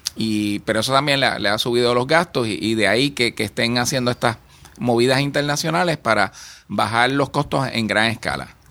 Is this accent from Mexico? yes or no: no; Puerto Rico; creemos en Puerto Rico y creemos que como puertorriqueños